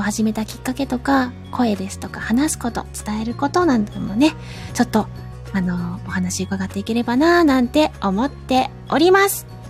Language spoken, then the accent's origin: Japanese; rural Fukuoka, Japan; 博多弁ともちょっと私の地元だと違うんですよね